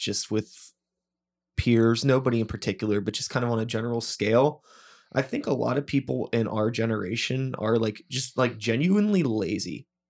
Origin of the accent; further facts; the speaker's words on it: United States; growing up in America